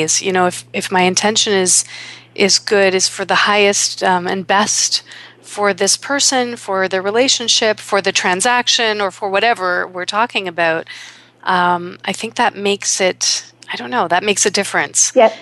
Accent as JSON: {"language": "English", "town": "Toronto", "region": "Ontario", "country": "Canada", "tie": "born or raised there", "said": "here in my hometown of Toronto"}